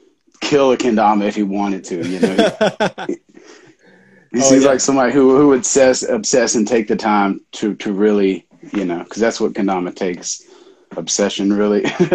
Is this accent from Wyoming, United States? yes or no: no; Memphis, Tennessee, United States; born there; also born or lived in New Orleans / Mobile; I was born in Memphis, Tennessee.